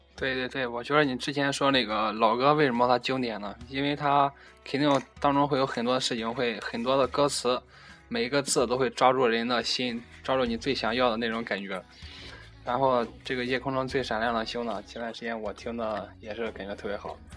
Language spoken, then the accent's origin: Chinese; Xuzhou, Jiangsu, China; 我呢，来自江苏徐州